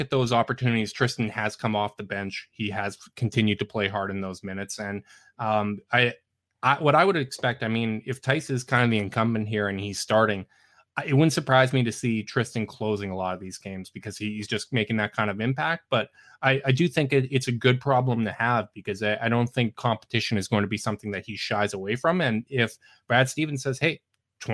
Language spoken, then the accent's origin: English; Canada; as a Canadian